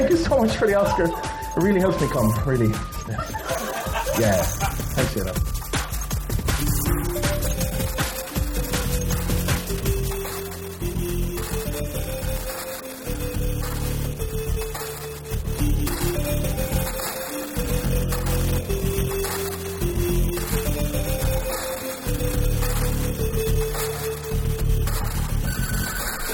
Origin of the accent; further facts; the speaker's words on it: Ireland; now in Bratislava, Slovakia; I live in Bratislava. I'm from Ireland